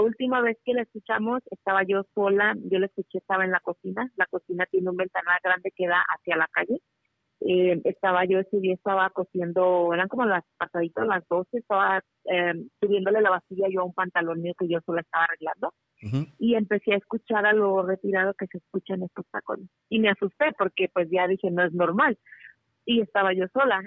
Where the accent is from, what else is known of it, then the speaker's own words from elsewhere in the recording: La Piedad, Michoacán, Mexico; now in Reno, United States; yo soy de Michoacán, de la Piedad, Michoacán